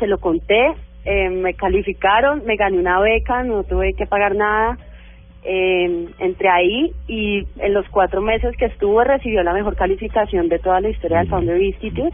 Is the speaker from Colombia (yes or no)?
yes; Cali, Valle del Cauca, Colombia; moved away as an adult; yo soy publicista y además soy caleña. eh, apenas me mudé acá